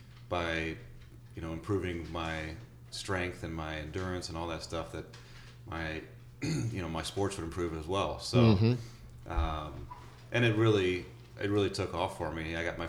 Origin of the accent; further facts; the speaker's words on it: Wildwood, Missouri, United States; I grew up in St. Louis, St. Louis area in Wildwood